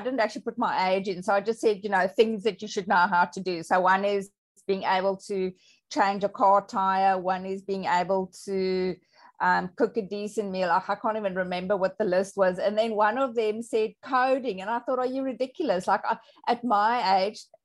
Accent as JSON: {"language": "English", "country": "South Africa", "first_language": "Afrikaans", "second_language": "English", "said": "I'm South African, so I'm bilingual. I speak Afrikaans and English, Afrikaans being my mother tongue."}